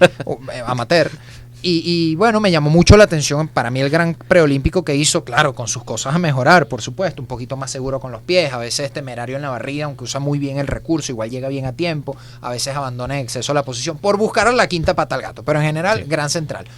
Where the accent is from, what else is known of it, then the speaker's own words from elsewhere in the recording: Venezuela; a mí me gusta estar en mi país